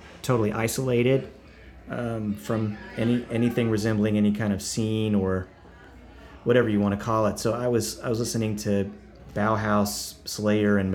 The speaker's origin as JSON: {"language": "English", "region": "southeast Oklahoma", "country": "United States", "tie": "born or raised there", "also_born_or_lived": "Tulsa, Oklahoma / Broken Arrow, Oklahoma", "moved": "as an adult", "lives_now": "Nashville, United States", "said": "I was raised in southeast Oklahoma, but long enough that I could say I'm from Broken Arrow."}